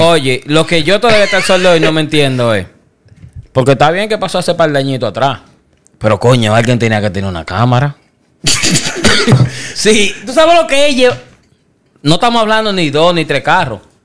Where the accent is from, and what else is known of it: Dominican Republic; moved away